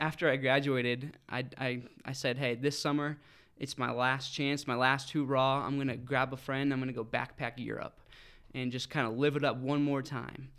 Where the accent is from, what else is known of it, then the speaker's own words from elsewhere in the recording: Fort Collins, Colorado, United States; also born or lived in Denver; grew up right here in Fort Collins, Loveland area.